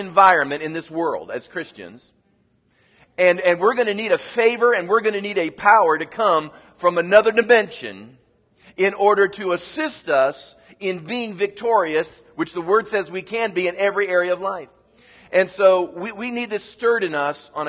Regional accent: United States; as an American

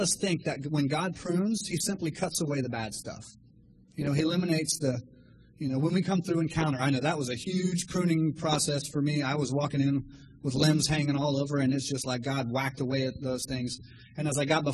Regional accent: Miami, Florida, United States; I'm from Miami, Florida

